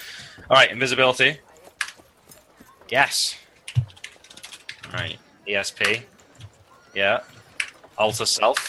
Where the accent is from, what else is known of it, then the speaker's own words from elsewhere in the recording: Liverpool, North West England, United Kingdom; also born or lived in Manchester; I went to America, and everyone's like, "Oh, where are you from?" Liverpool.